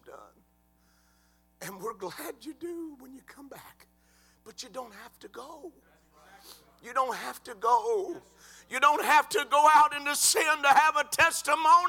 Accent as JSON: {"language": "English", "town": "Cleveland", "country": "United States", "tie": "born or raised there", "said": "we grew up together in Cleveland"}